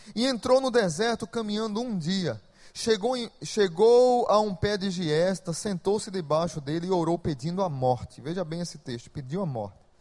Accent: Pernambuco, Brazil; moved away as an adult; now in Natal, Brazil; Eu sou pernambucano, mas moro em Natal já há 20 anos

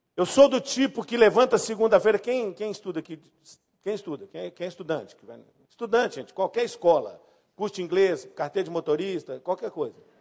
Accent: Brazil; now in Belo Horizonte, Brazil; eu sou brasileiro

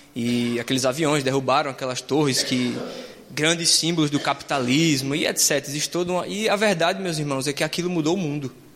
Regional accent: Northeast Region, Brazil; moved away; Isso é mais uma coisa lá da minha terra do que aqui

